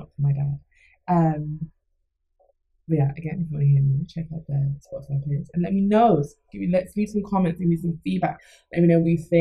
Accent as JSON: {"language": "English", "country": "Jamaica", "said": "I'm Jamaican"}